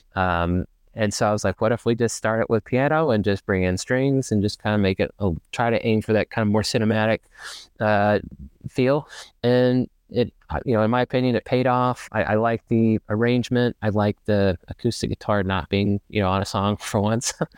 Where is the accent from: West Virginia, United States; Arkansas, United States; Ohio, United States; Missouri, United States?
Arkansas, United States; Ferndale; moved away as an adult; now in Dallas, United States; I grew up in Ferndale, actually, so kind of out in the woods